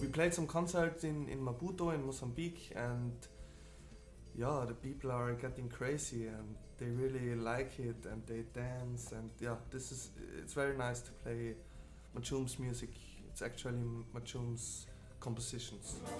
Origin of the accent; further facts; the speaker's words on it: Switzerland; I grew up with uh, traditional music in Switzerland